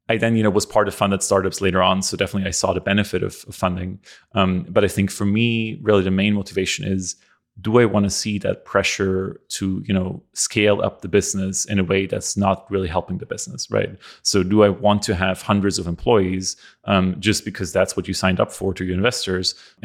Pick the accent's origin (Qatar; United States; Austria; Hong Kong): Austria; English is a second language; I'm from Europe originally, from Austria.